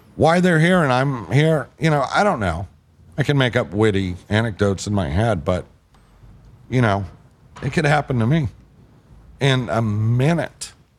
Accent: the South, United States; I'm from the South

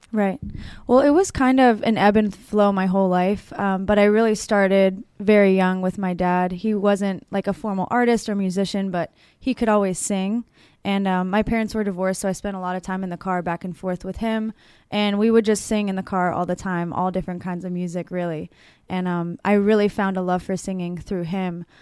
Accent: Pittsburgh, Pennsylvania, United States; I'm from Pittsburgh

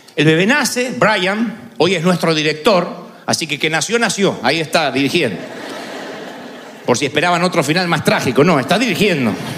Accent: Argentina; siendo argentino

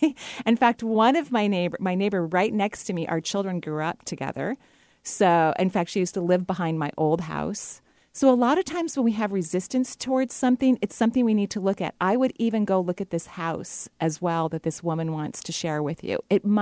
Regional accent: Washington, United States; And of course, seeing you back here in Seattle. I love giving talks here.

